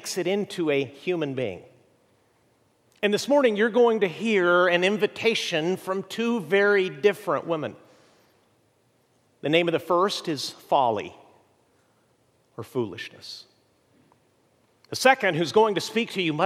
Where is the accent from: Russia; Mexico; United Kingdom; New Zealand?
Mexico; moved away; I grew up in Mexico